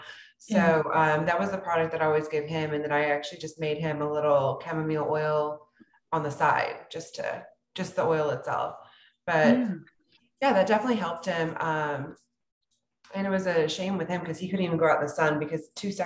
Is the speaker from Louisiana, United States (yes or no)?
no; South Texas, United States; I grew up in South Texas, where many men aren't as tall as I am